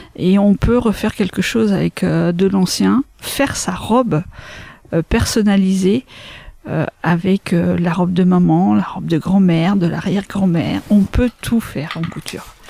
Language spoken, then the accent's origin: French; Craon, Pays de la Loire, France; also born or lived in Laval; je suis originaire de Cran, j'habite à Bouchon-les-Crans, donc pas très loin.